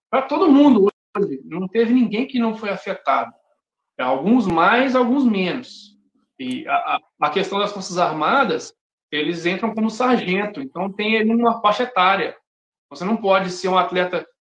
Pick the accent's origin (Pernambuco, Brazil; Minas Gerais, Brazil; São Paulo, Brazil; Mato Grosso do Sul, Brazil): Minas Gerais, Brazil; Se eu estivesse lá na minha cidade, no interior de, de Minas, eu não teria parado de correr um dia sequer, porque eu treinava na zona rural.